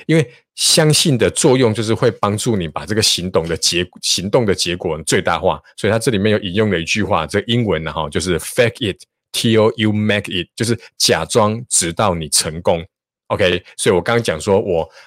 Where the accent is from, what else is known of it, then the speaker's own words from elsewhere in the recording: Taichung, Taiwan; 我是台中人，哈，我念台中一中